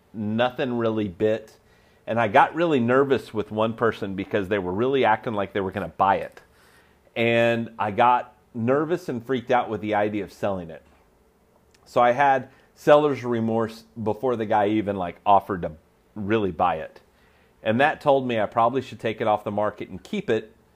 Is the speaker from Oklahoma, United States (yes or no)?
yes; Oklahoma, United States; I'm from Oklahoma